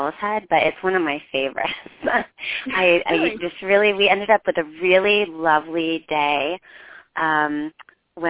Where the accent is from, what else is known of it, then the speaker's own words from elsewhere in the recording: Endwell, New York, United States; I grew up in Endwell, New York